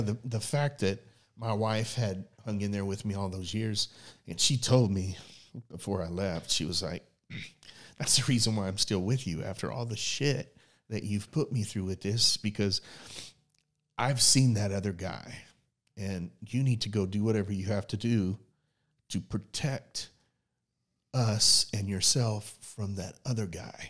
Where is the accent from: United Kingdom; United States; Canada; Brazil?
United States; Oklahoma City, Oklahoma; we're from Oklahoma City